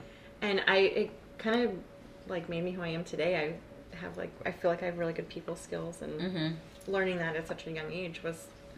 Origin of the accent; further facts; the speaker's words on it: Corpus Christi, Texas, United States; I was born and raised in Corpus Christi.